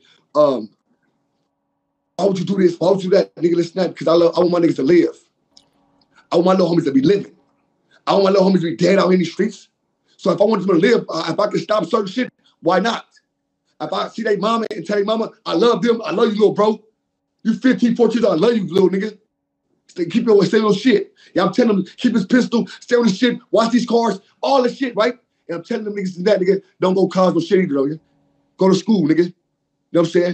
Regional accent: Compton, California, United States; I'm in a projects, nigga, Compton, Park Village

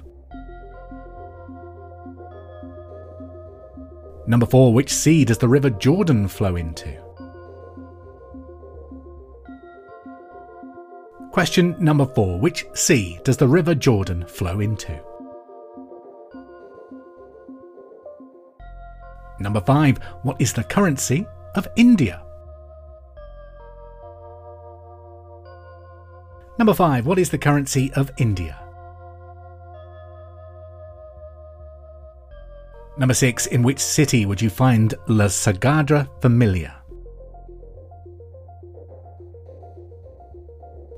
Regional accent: Hereford, West Midlands, United Kingdom; I'm from Hereford, which is the home of Bulmers and Westerns, so cider runs through my veins

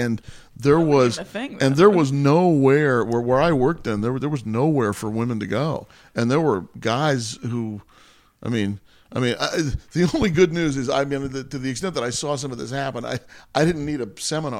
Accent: Washington, District of Columbia, United States; also born or lived in California; I was born out here in California, but I grew up mostly in Washington D.C.

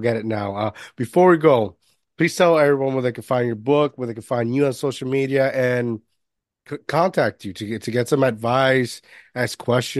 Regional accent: Jersey City, New Jersey, United States; Like I'm from New Jersey, Jersey City

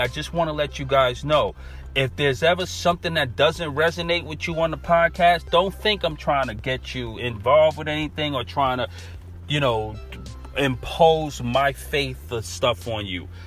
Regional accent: New York City, New York, United States; accent: New York; naturally I'm from Brooklyn and we all say earth

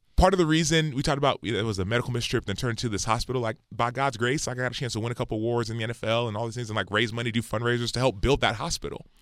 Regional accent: Dallas, Texas, United States; I was born in Dallas, Texas

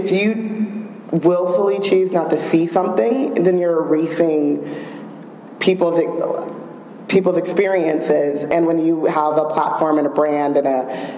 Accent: United States; we're all from America

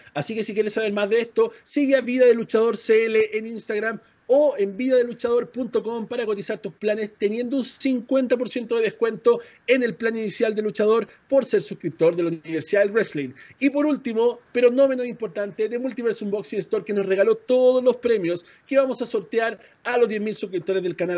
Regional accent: Chile; moved away; soy chileno

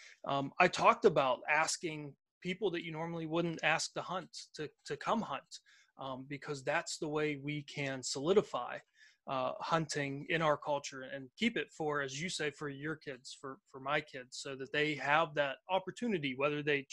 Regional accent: Pittsburgh, Pennsylvania, United States; I was born in Pittsburgh, Pennsylvania. I've lived around here in southwestern Pennsylvania my entire life

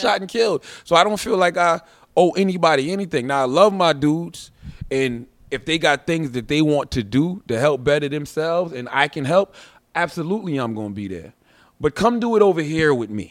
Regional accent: Moncks Corner, South Carolina, United States; moved away; I'm from Monks Corner, South Carolina. I'm raised on a dirt road

